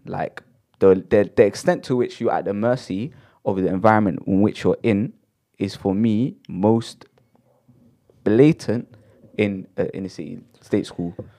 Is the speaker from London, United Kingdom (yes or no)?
yes; London, United Kingdom; I'm from Shepherd's Bush